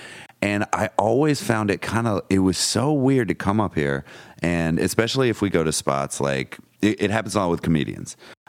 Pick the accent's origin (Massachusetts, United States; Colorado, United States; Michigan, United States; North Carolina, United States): North Carolina, United States; now in New York City, United States; I'm from North Carolina.